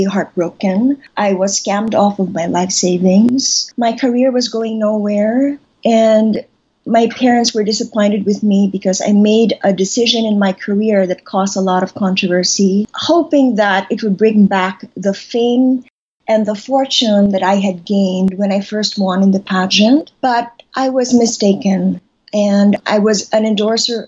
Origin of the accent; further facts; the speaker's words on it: Manila, Metro Manila, Philippines; I was born here, and I was raised here in Manila.